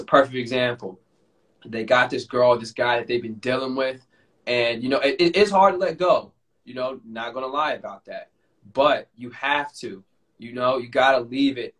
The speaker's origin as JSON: {"language": "English", "region": "Florida", "country": "United States", "tie": "born or raised there", "moved": "yes", "said": "I still have some good friends in my hometown"}